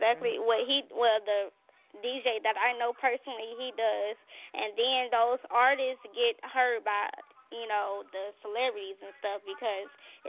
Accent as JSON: {"language": "English", "town": "Gary", "region": "Indiana", "country": "United States", "said": "I'm from Gary, Indiana"}